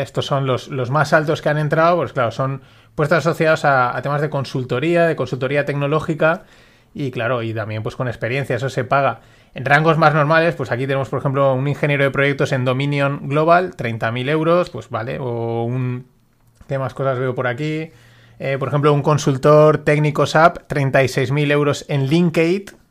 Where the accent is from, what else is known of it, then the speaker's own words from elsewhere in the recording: Valencia, Valencian Community, Spain; Nosotros somos de Valencia y somos una ciudad grande